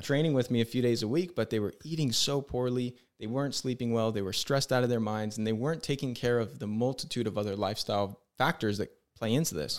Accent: San Diego, California, United States; I'm from San Diego.

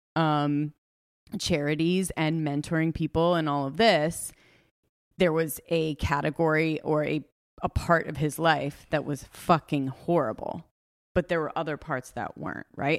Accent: Los Angeles, California, United States; now in Carolina Beach, United States; I am from Los Angeles

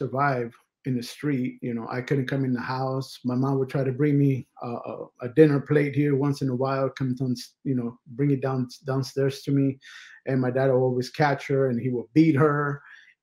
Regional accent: Los Angeles, California, United States; I was raised and born in California, up in East LA, which basically is the hood.

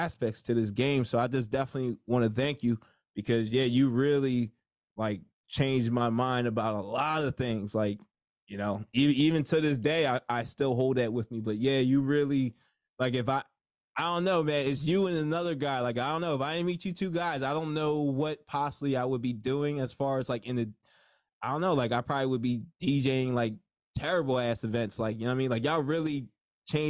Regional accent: New Jersey, United States; I'm from Jersey.

